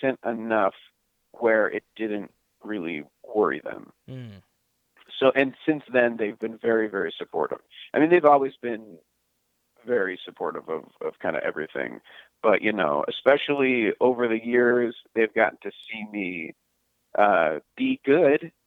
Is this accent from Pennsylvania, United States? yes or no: yes; Pittsburgh, Pennsylvania, United States; I grew up in Pittsburgh, Pennsylvania, in a non-entertainment family